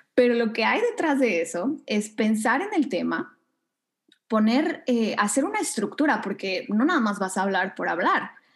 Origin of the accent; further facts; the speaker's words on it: Mexico City, Mexico; moved away as an adult; also born or lived in Thailand; now in Canada; Sí, soy mexicana, soy de la Ciudad de México, pero ya tiene casi cinco años que no vivo ahí